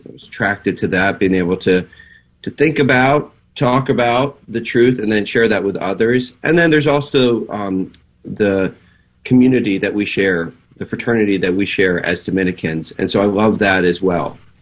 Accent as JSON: {"language": "English", "region": "Maryland", "country": "United States", "also_born_or_lived": "Los Angeles / Nashville", "moved": "as an adult", "said": "we're from the Maryland area, so we lived there as well"}